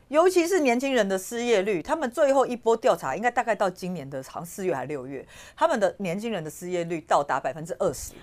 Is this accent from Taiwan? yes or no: yes; Taiwan; 我们台湾人